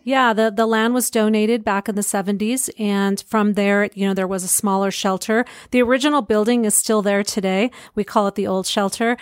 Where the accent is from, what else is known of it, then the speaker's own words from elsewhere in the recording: Pueblo, Colorado, United States; moved away as an adult; I grew up in Pueblo